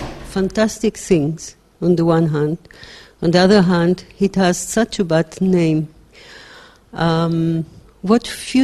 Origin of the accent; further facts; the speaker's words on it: Israel; I am an academic from Israel.